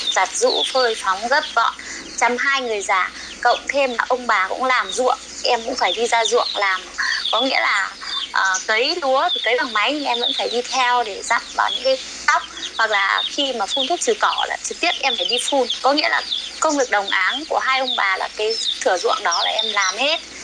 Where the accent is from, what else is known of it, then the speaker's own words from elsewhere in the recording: Đoan Hùng, Phú Thọ, Vietnam; moved away as an adult; also born or lived in Chiayi, Taiwan; em quê ở đoạn Hùng Phú Thọ